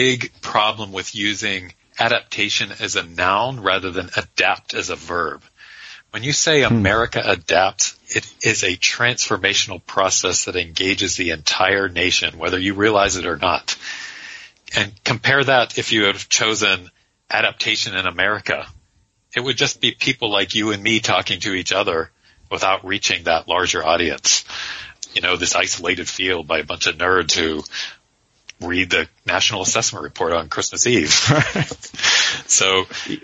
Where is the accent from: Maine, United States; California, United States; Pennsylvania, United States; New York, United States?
Pennsylvania, United States; Western; I'm from Western Pennsylvania myself